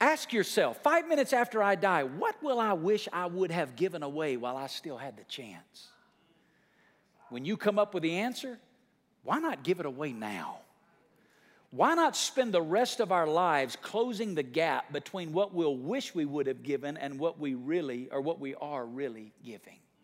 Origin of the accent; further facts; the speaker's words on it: United States; there's a bridge in my hometown called Old Nile Bridge. It crosses over the, the, the Tennessee River